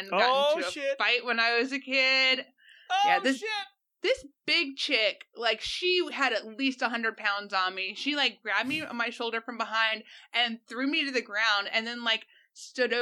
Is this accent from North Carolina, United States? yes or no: yes; North Carolina, United States; my home state, so in Wilmington's 2.5 hours away from me